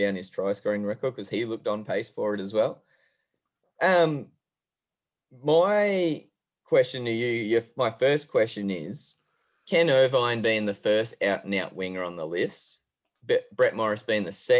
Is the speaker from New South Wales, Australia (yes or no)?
no; Queensland, Australia; being a Queenslander